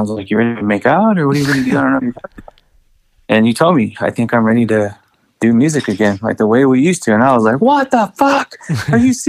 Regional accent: El Paso, Texas, United States; I'm proud to be from Texas

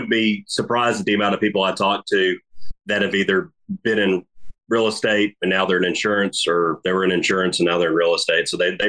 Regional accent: United States; also born or lived in Birmingham, Alabama; I grew up on the Coosa River. So I'm a river rat

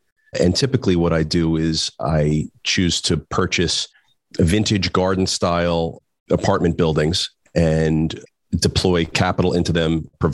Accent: Trenton, New Jersey, United States; moved away as an adult; also born or lived in New York City; I grew up the youngest of four boys. We're from Trenton, New Jersey

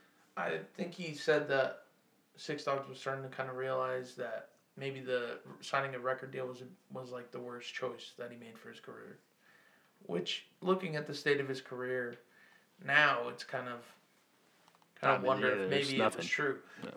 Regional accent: the South, United States; growing up in the South

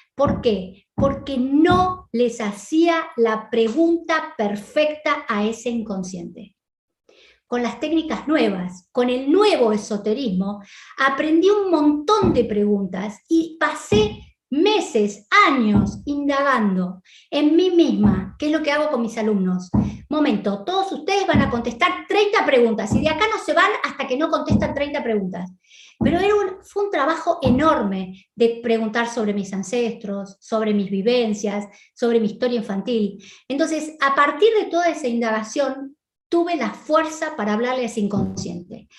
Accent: Argentina; moved away; nací en la Argentina

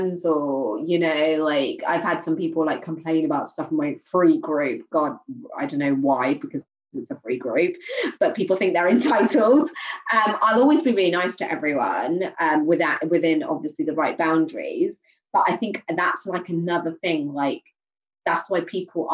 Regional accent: Swindon, South West England, United Kingdom; I grew up on the roughest street in my hometown. Just Google it now, Manchester Inn in Swindon.

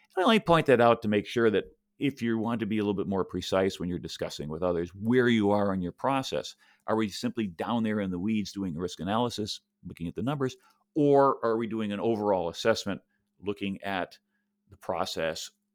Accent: Buffalo, New York, United States; now in Tampa, United States; I grew up in Buffalo

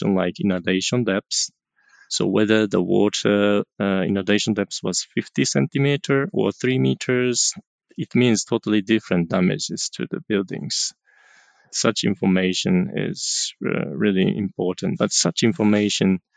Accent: Japan; I'm from Japan

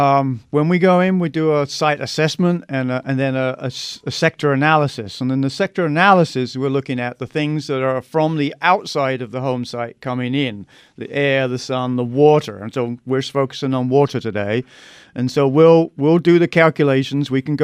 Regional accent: London, United Kingdom; now in Arizona, United States; No, I'm from London, England. But that was back in 81, so I've kind of mellowed a bit.

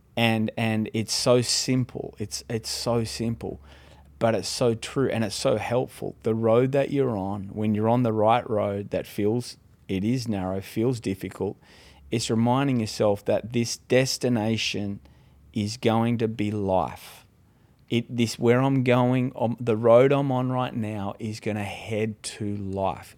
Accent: Australia; moved away as an adult; now in California, United States; I'm originally from Australia

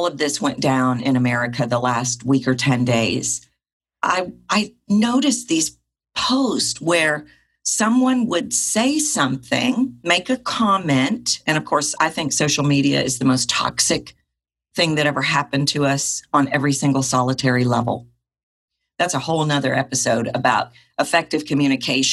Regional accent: the South, United States; I was raised in the South

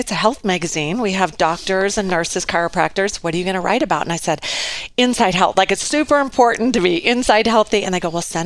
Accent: Lewiston, Idaho, United States; moved away as an adult; now in Coeur d'Alene, United States; I grew up in Lewiston, and I lived there till I was about 20.

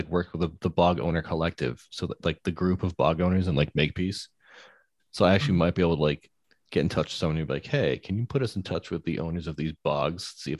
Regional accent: Carver, Massachusetts, United States; I grew up in Carver. I lived on bogs basically

